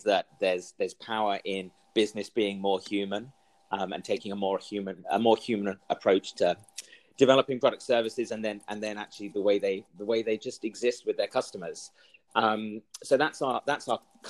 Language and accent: English; London, United Kingdom; moved away as an adult; also born or lived in Middle East; now in United States; I grew up in London. I spent a bit of time in the Middle East as a child with my parents. We moved out there and then they came back to the UK.